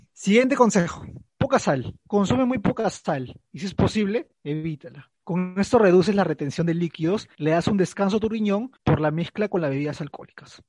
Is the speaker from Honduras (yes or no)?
no; Peru; acá en Perú eso no sirve porque acá no comemos turrón ni ricos polvorones.